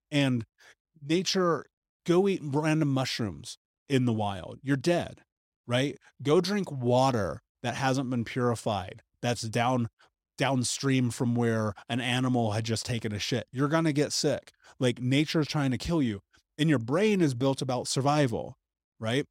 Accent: United States; growing up in America

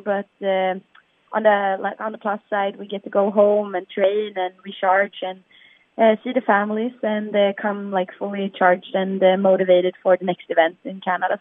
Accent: Sweden; We're from Sweden

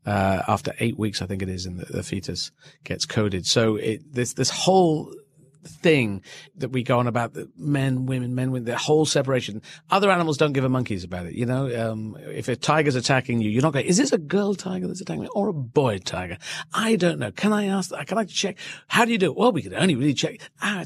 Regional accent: Yemen; born there; and I was born in Yemen as well, Arabic country.

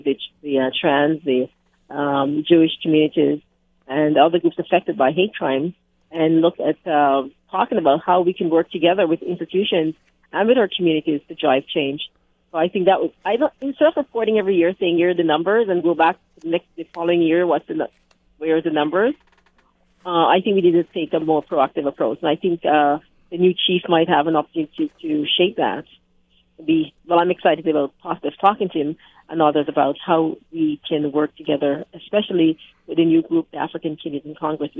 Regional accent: Canada; We are Canadians

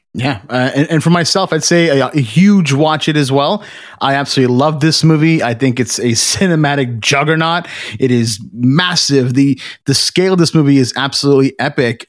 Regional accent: Canada; we're Canadian

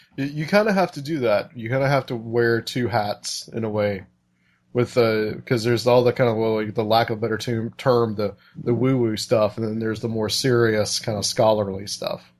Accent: United States; as an American

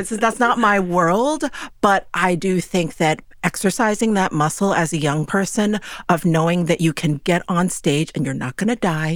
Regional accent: New York City, New York, United States; growing up in New York City is not normal.

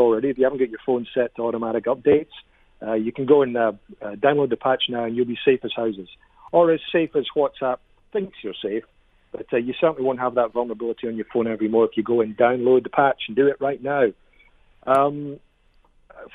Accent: Edinburgh, Scotland, United Kingdom; accent: Scottish; I'm Scottish, man. I'm from Edinburgh.

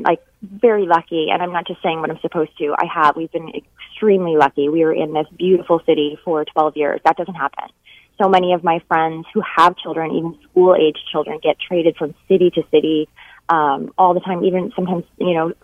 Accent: Northern Ontario, Canada; moved away as an adult; also born or lived in Vancouver / California; I grew up in Northern Ontario, moved to Vancouver with my husband

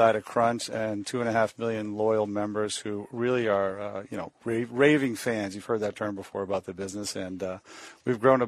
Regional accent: Maine, United States; I'm from Maine

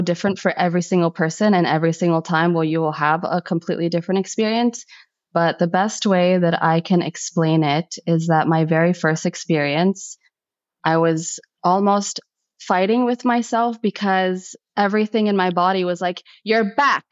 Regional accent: United States; I'm first generation American. Although I was born in America, my household was still very much Egypt

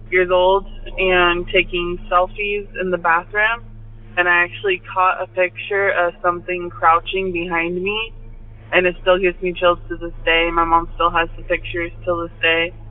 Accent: Bakersfield, California, United States; also born or lived in Tehachapi, California; I grew up in Bakersfield, California

